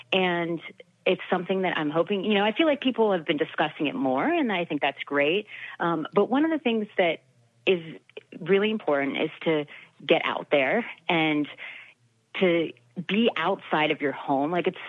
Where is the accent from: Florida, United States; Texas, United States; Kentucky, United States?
Florida, United States; also born or lived in Maryland / Ohio / California / Illinois; were always moving to a different place, and we were in Maryland, Ohio, California, Illinois, Tennessee. I'm from Florida originally.